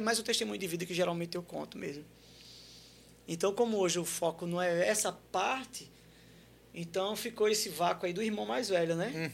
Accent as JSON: {"language": "Portuguese", "town": "Santos", "region": "São Paulo", "country": "Brazil", "tie": "born or raised there", "said": "Nasci em Santos"}